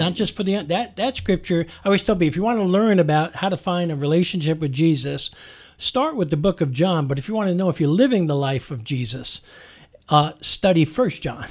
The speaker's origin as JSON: {"language": "English", "region": "New York", "country": "United States", "said": "I'm a New Yorker, so I can get real direct"}